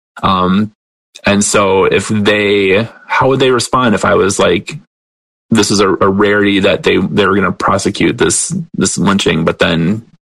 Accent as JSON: {"language": "English", "town": "Detroit", "region": "Michigan", "country": "United States", "tie": "born or raised there", "moved": "yes", "lives_now": "Wilkes-Barre, United States", "said": "I grew up outside of Detroit as well"}